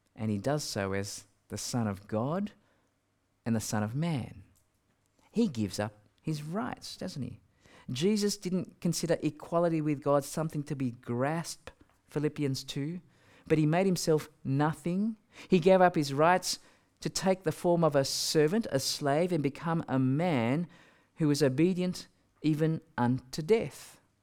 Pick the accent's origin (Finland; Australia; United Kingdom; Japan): Australia; I'm from Australia